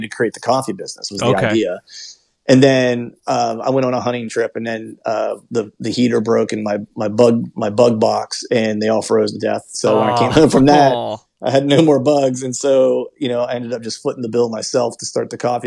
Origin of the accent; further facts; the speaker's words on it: Pennsylvania, United States; moved away as an adult; also born or lived in Florida; I grew up in Pennsylvania, did a short stint in Florida for a while whenever I was doing the music stuff